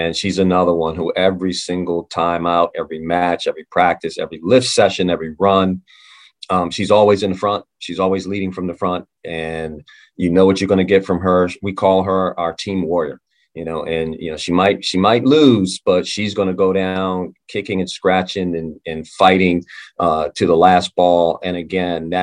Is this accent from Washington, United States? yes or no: no; Maryland, United States; I'm from Maryland.